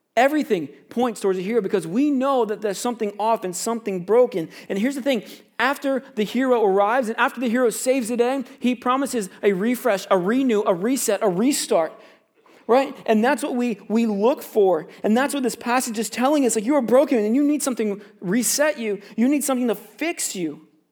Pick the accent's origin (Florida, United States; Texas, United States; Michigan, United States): Florida, United States; now in Canada; I grew up in Florida